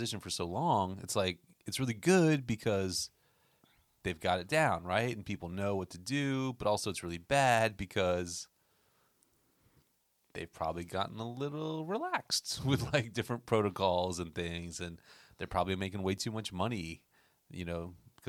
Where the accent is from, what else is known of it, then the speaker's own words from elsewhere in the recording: Florida, United States; because growing up in Florida, they would go to SeaWorld and we wouldn't go to Disney